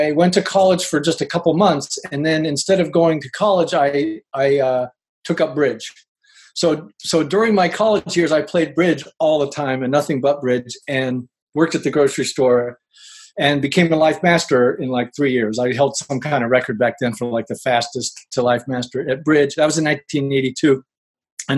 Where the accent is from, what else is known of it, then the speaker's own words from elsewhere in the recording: Ohio, United States; moved away as an adult; now in Oakland, United States; I grew up in Ohio. I lived there for 40 years. And I moved here to California 20 years ago to play poker